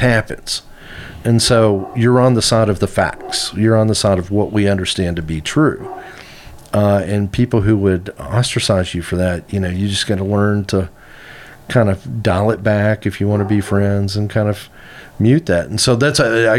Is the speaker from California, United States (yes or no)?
no; Arkansas, United States; moved away as an adult; also born or lived in San Francisco / East Coast; I grew up in Arkansas, but I left